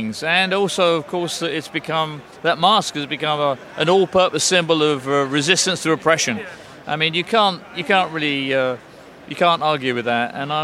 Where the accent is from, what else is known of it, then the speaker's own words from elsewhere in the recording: England, United Kingdom; as an Englishman